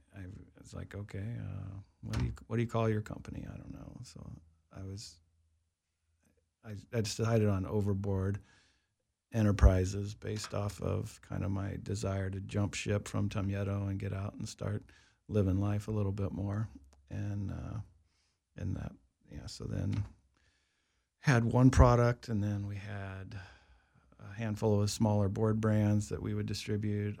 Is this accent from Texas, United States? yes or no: no; Wichita, Kansas, United States; moved away as an adult; also born or lived in Colorado; I grew up in Kansas